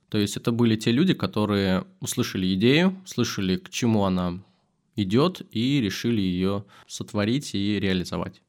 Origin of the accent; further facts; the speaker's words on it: Kazan, Tatarstan, Russia; хоть я из Татарстана, хоть я из Казани, где в основном это мусульмане